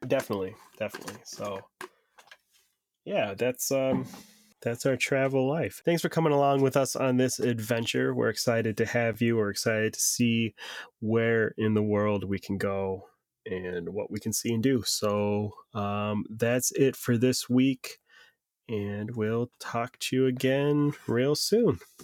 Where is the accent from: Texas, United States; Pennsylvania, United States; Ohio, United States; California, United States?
Ohio, United States; Northeast; I grew up in Northeast Ohio